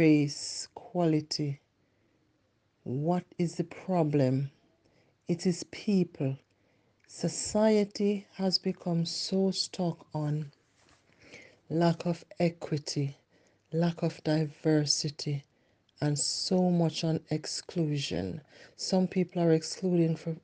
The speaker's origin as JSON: {"language": "English", "country": "Jamaica", "accent": "Jamaican", "moved": "yes", "said": "I try to keep my Jamaican accent as much as I can"}